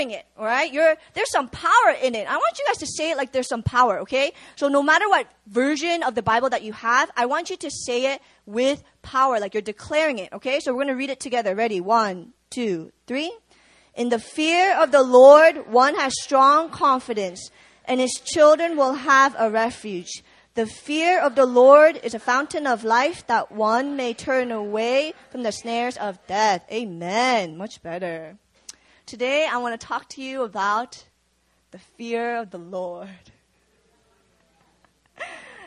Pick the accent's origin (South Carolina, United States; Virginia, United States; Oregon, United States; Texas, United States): Virginia, United States; moved away as an adult; also born or lived in Busan, South Korea; now in South Korea; I grew up in Virginia